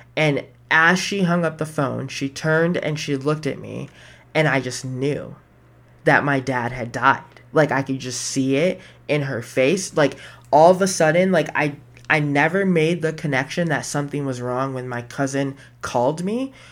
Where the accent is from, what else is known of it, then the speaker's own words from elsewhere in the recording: Buffalo, New York, United States; moved away; I was born in Buffalo.